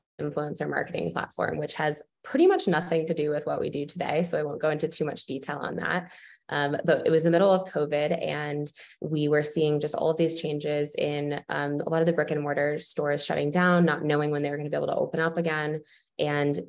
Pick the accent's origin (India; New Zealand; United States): United States; Boston, Massachusetts; moved away as an adult; now in Florida, United States; I was born and raised in Boston